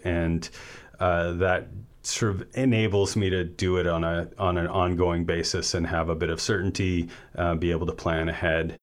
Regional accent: Vancouver, British Columbia, Canada; moved away as an adult; also born or lived in Comox Valley; now in Campbell River, Canada; I grew up in East Vancouver

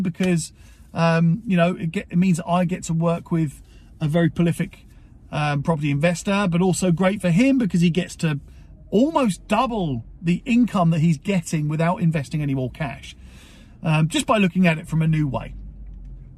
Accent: Portsmouth, South East England, United Kingdom; my hometown is Portsmouth, or my home city is Portsmouth

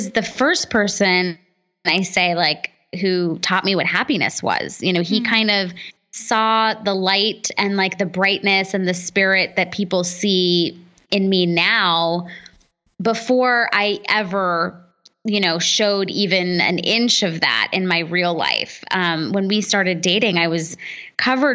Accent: United States; as an American kid, I was first generation American

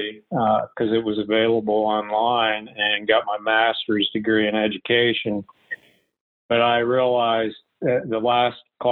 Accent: West Virginia, United States; I grew up in West Virginia

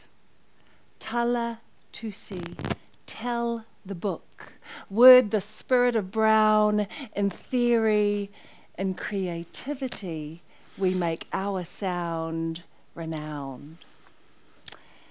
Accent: Auckland, New Zealand; I grew up in Avondale

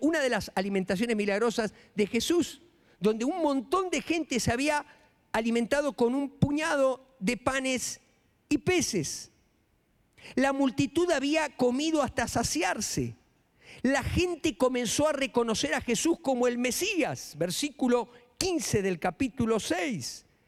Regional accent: Florencio Varela, Buenos Aires Province, Argentina; moved away as an adult; now in Mexico; Florencio Varela, donde yo nací

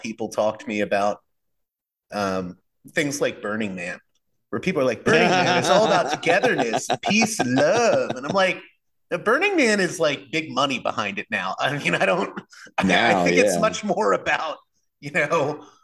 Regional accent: Pittsburgh, Pennsylvania, United States; moved away; my hometown in Pittsburgh

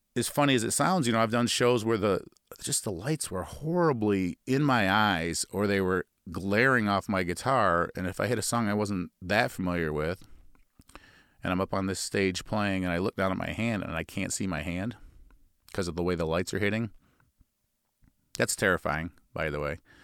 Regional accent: Midwest, United States; accent: Midwestern nasal; we Midwesterners, uh, tend to be a little bit nasally

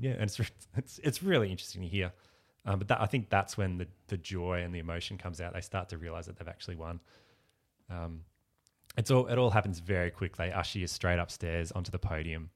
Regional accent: Ballarat, Victoria, Australia; moved away as an adult; now in Melbourne, Australia; I grew up in Ballarat

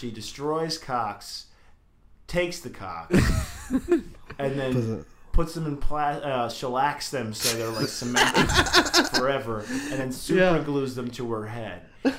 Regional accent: New York, United States; moved away as an adult; now in Los Angeles, United States; where I grew up in New York

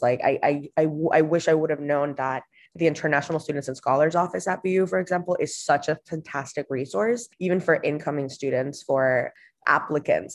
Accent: Honduras; moved away as an adult; also born or lived in Boston; I was born and raised in Honduras in Central America

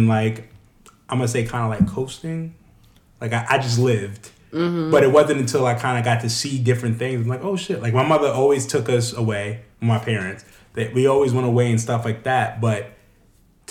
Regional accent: New York, United States; now in Reisterstown, Maryland, United States; I'm from New York.

